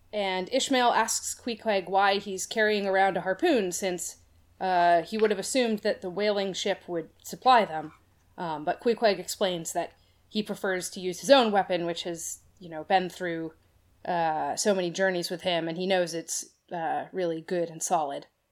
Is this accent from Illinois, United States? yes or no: no; Boston, Massachusetts, United States; I grew up in the Boston area